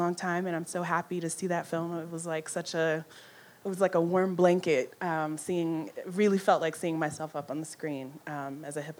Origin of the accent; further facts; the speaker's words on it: Los Angeles, California, United States; I'm originally from Los Angeles